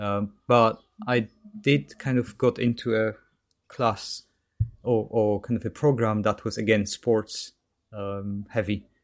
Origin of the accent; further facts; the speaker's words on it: Katowice, Silesian Voivodeship, Poland; English is a second language; moved away as an adult; now in United Kingdom; so that's south of Poland near Krakow in Katowice. Mm-hmm. So that's where I'm basically from.